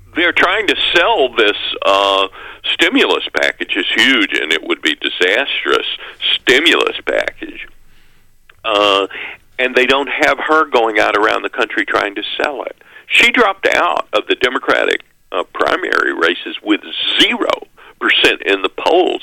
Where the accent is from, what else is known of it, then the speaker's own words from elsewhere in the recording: Mississippi, United States; I'm from Mississippi, I have all these Alabama connections